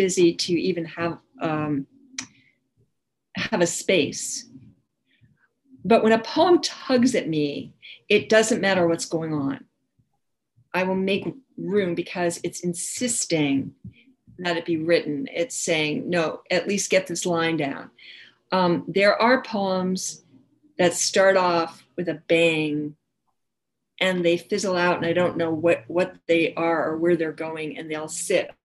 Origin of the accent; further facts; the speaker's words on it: New York City, New York, United States; I grew up in New York City